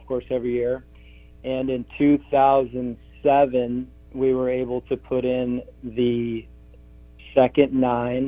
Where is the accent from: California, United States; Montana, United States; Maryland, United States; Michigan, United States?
Montana, United States; Polson; also born or lived in Portland, Oregon / Moscow, Idaho; I'm from Polson, Montana on Flathead Lake, and I was born and raised there